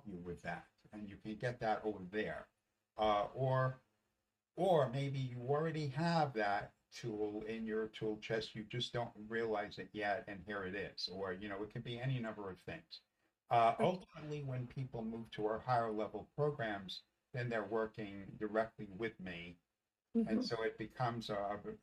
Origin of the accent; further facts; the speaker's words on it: New York City, New York, United States; I grew up in the Bronx. I grew up in the Bronx in a Jewish home